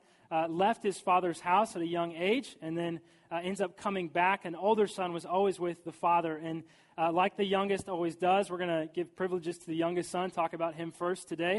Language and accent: English; St. Joseph, Missouri, United States; now in St. Louis, United States; I moved from St. Joseph, Missouri to here to St. Louis